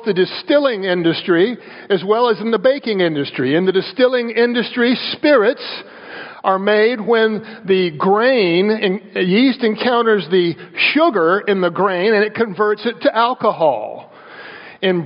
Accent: the South, United States; I grew up in the South

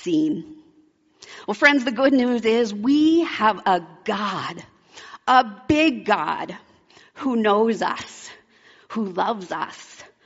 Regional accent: Alaska, United States; also born or lived in Oregon; I grew up in Alaska. When I was 9, my family moved from Oregon to Alaska

